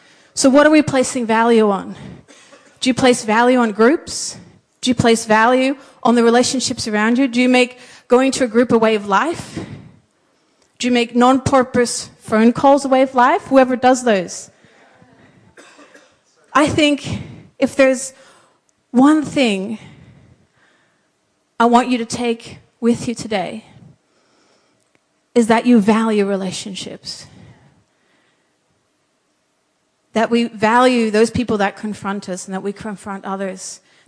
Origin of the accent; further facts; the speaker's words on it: Papua New Guinea; What most of you guys might not know is I grew up in Papua New Guinea as a missionary kid.